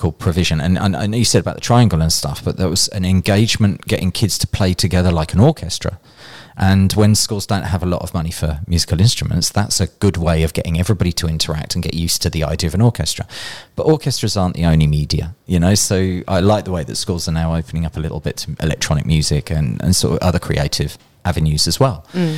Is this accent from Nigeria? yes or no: no; Birmingham, West Midlands, United Kingdom; accent: Brummie; I grew up in Birmingham, so it's probably a Birmingham thing.